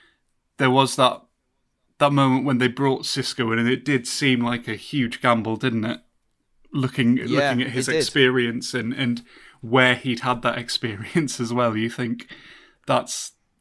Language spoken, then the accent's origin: English; North East England, United Kingdom; I'm originally from the North East, and a lot of my best friends are Newcastle fans.